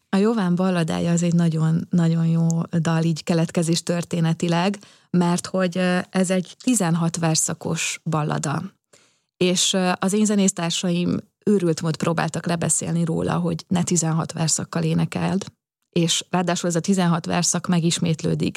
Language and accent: Hungarian; Szigetcsép, Pest, Hungary; az én gyerekkoromban, amikor Szigetcsében még iszonyatosan nagy, ö, bálok voltak